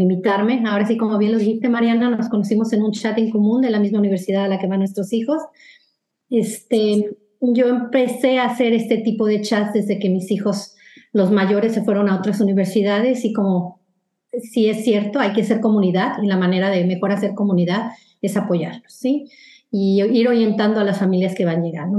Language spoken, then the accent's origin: Spanish; Mexico; moved away as an adult; now in United States; las personas que venimos de, México